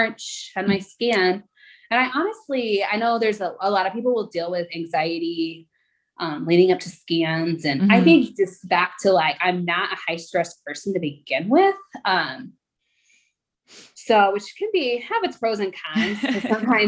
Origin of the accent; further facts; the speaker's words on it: Southern Illinois, United States; I actually grew up in Southern Illinois